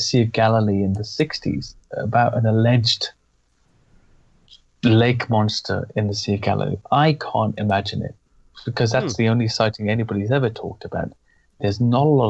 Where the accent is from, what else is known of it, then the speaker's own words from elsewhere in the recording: Wales, United Kingdom; now in England, United Kingdom; being from an Irish and English background and growing up in Wales